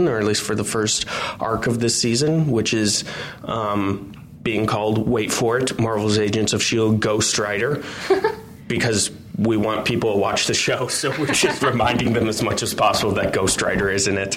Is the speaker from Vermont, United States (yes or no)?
no; Minnesota, United States; I grew up in Minnesota